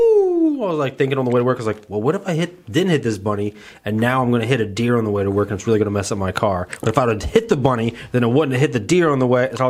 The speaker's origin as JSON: {"language": "English", "region": "Ohio", "country": "United States", "also_born_or_lived": "Texas", "said": "I'm from Ohio, and I recently, I recently moved back. I moved to Texas."}